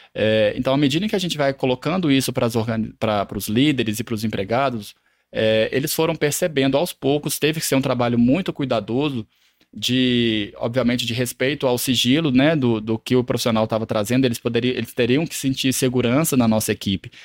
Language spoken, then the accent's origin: Portuguese; Lavras, Minas Gerais, Brazil; moved away as an adult; now in Belo Horizonte, Brazil; eu sou natural de Lavras, no sul de Minas